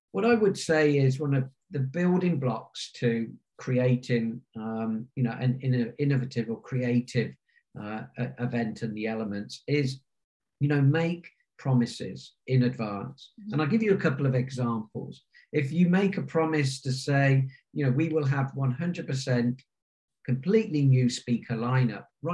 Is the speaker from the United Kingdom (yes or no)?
yes; Warwickshire, rural England, West Midlands, United Kingdom; since I was around 13 years of age in my grandparents' village pub in the centre of Warwickshire in rural England